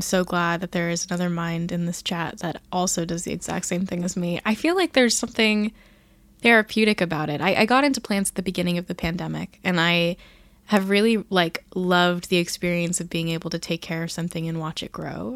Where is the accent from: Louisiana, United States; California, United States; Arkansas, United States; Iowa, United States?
California, United States; I grew up in California where there's no humidity at all